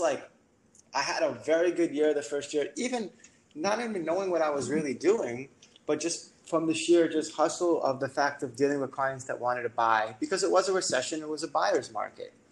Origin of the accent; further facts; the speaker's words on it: New York City, New York, United States; moved away as an adult; now in Miami, United States; I'm from New York City. And I came down to Miami